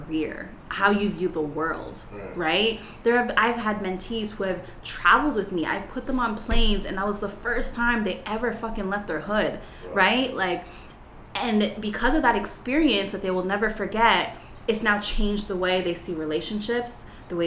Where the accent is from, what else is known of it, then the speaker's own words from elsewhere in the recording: Toronto, Ontario, Canada; I am from Toronto, Canada, and I come from a middle class, two-parent home, preacher's kid, so I lived in a bubble most of my life